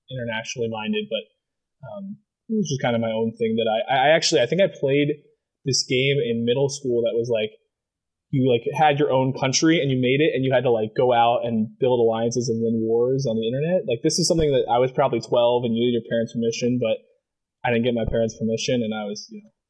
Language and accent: English; Maryland, United States; there's nothing really defining about growing up in Maryland, like besides crabs.